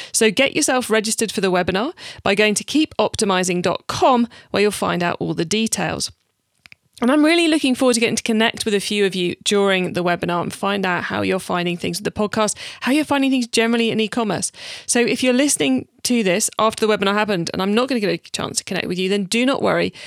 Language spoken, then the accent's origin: English; United Kingdom; we're both British